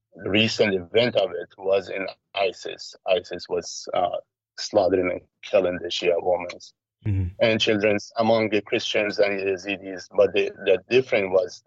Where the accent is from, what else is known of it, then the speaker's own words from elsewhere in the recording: Iraq; born there; because I was born in Iraq. I'm from Iraqi father, Iranian mother. Lived all around the world due to many issues.